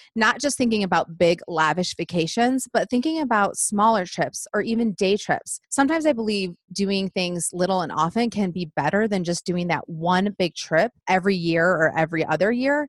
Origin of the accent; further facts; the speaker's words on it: Michigan, United States; moved away as an adult; now in Nashville, United States; we live just outside of Nashville. We've been here 11 years and we're from Michigan